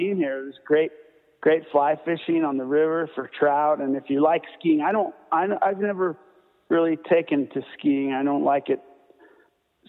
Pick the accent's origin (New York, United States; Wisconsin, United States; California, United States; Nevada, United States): California, United States; Hermosa Beach; moved away as an adult; also born or lived in Colorado; now in Fort Collins, United States; growing up in Hermosa Beach